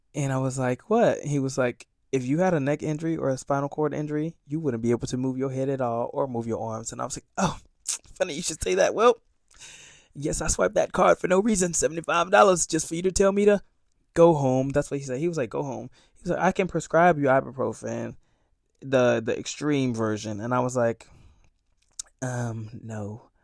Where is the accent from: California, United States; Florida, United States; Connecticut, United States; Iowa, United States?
Florida, United States; Sarasota; moved away as an adult; now in New York City, United States; I'm from Florida